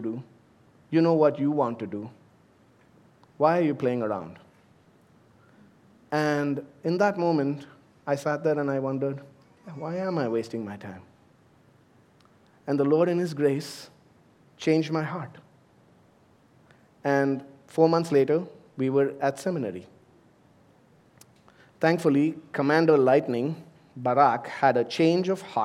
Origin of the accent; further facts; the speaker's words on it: India; moved away as an adult; also born or lived in United States; now in United Arab Emirates; I've served in ministry in my home country in India